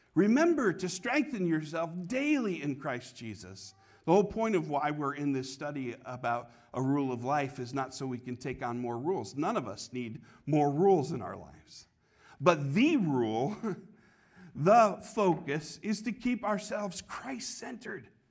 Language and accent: English; Connecticut, United States; now in Copley, United States; When I was a kid, uh, growing up in Connecticut, we had redemption centers